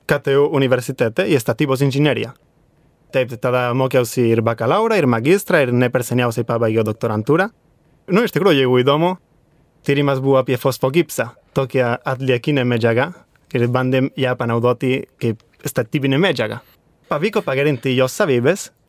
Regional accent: Madrid, Community of Madrid, Spain; Lithuanian is a second language; moved away as an adult; also born or lived in Vilnius, Lithuania; now in Lithuania; aš esu iš Madrido, ten iš Ispanijos sostinės.

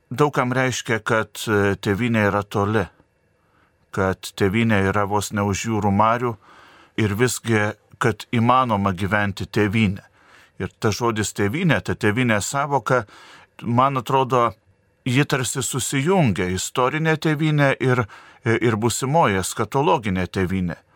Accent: Lithuania; nepamiršti, nepamiršti pačių savęs, nepamiršti, kad, e, kad esam lietuviai.

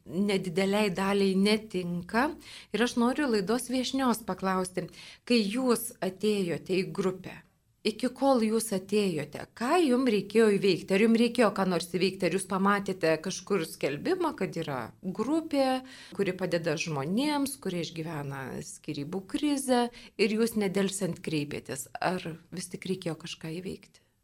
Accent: Lithuania

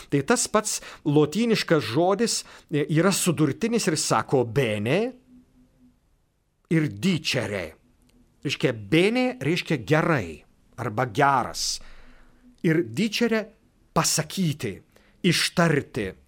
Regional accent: Lithuania

